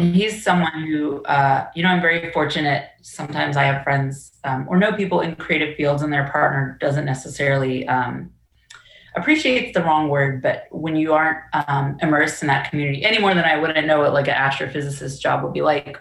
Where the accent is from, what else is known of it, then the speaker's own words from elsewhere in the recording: Orange County, Virginia, United States; growing up in Orange, I definitely felt um, different